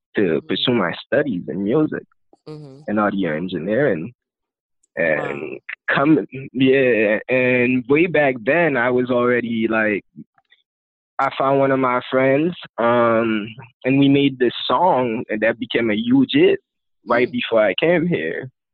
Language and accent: English; Haiti; first language Haitian Creole; English is a second language; now in United States; I was raised and I grew up in Haiti.